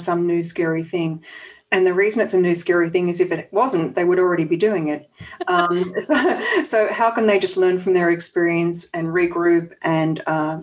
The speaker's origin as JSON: {"language": "English", "country": "Australia", "moved": "as an adult", "lives_now": "San Francisco, United States", "said": "I'm Australian and I moved to San Francisco about 8 years ago. So that's where I'm based now."}